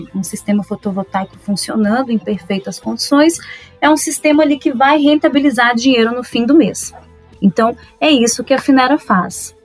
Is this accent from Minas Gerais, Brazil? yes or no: yes; Minas Gerais, Brazil; nasci e cresci em Minas Gerais